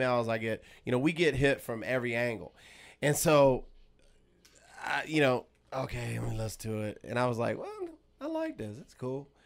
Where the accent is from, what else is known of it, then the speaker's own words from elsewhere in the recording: Los Angeles, California, United States; my own city in L